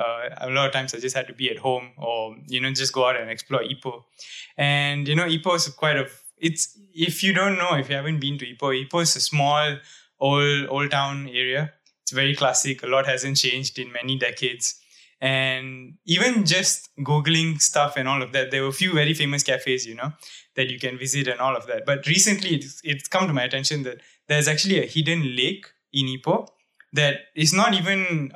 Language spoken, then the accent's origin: English; India; Yeah, we're Indian.